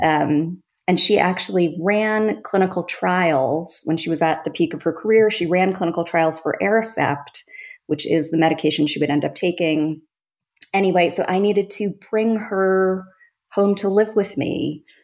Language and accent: English; Long Island, New York, United States; I grew up on Long Island